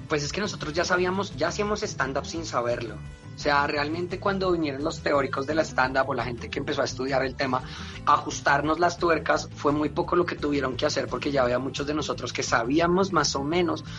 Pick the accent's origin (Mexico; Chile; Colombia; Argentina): Colombia; es lo que somos los colombianos